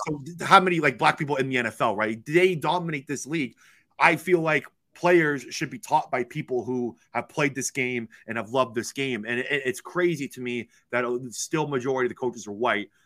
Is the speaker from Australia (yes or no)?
no; Toronto, Ontario, Canada; me being from Toronto, Ontario, and growing up in Canada